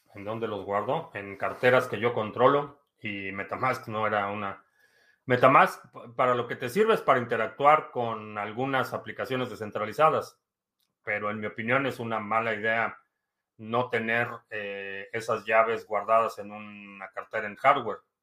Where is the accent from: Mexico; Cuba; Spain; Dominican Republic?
Mexico; now in United States; Nací en México, vivo en Estados Unidos.